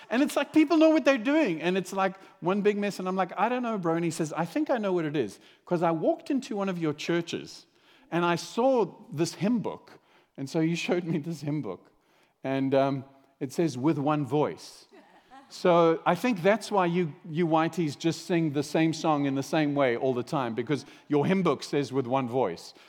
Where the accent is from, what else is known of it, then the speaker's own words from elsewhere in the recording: South Africa; I grew up in South Africa